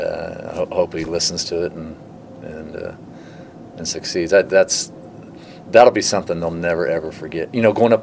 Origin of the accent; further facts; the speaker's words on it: Vandalia, Illinois, United States; I was from Vandalia